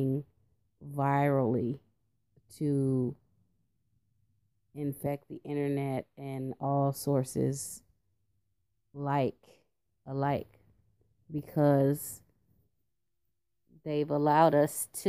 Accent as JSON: {"language": "English", "country": "United States"}